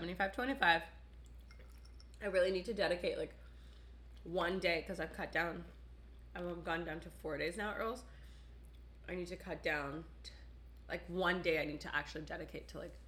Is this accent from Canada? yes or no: yes; Canada; as a Canadian